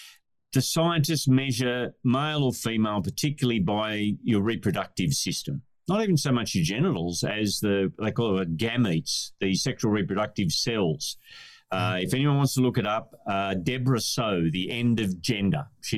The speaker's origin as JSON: {"language": "English", "region": "Scotland", "country": "United Kingdom", "said": "You wear a kilt as a Scotsman, it's not... It's just a different expression of gender."}